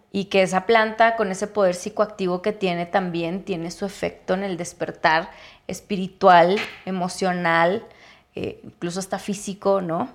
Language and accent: Spanish; Chihuahua, Mexico; also born or lived in Ciudad Juárez; Yo soy de Chihuahua